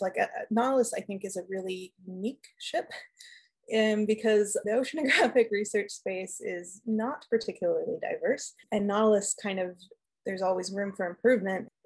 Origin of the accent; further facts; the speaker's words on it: Los Angeles, California, United States; also born or lived in San Diego; I grew up playing outside, hiking in the mountains near my house. I'm from Los Angeles in California